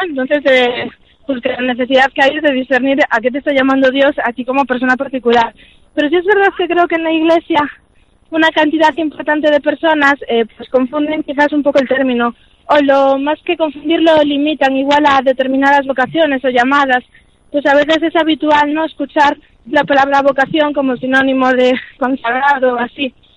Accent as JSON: {"language": "Spanish", "town": "Vigo", "region": "Galicia", "country": "Spain", "tie": "born or raised there", "moved": "as an adult", "lives_now": "Santiago de Compostela, Spain", "said": "nací en Vigo. Llevo aquí en Santiago viviendo solo los últimos seis años"}